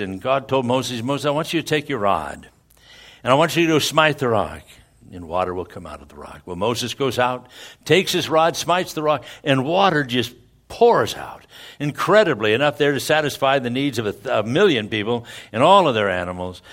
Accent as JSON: {"language": "English", "region": "Scotland", "country": "United Kingdom", "said": "I'm a Scotsman, and that's a good Scotsman."}